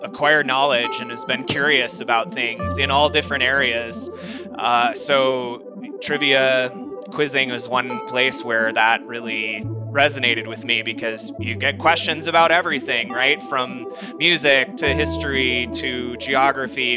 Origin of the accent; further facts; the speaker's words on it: Fort Collins, Colorado, United States; I'm from Fort Collins, Colorado.